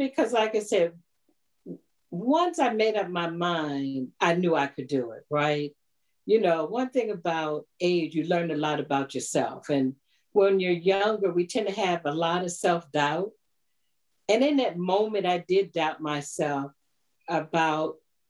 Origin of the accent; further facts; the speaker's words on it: Annapolis, Maryland, United States; moved away as an adult; now in Ashburn, United States; I grew up in the Annapolis area